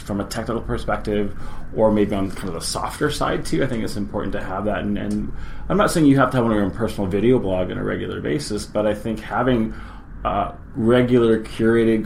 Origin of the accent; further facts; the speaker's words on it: Victoria, British Columbia, Canada; also born or lived in Winnipeg / Vancouver; I was born in Winnipeg, grew up in Victoria, and been in and out of Vancouver for the past 20 years.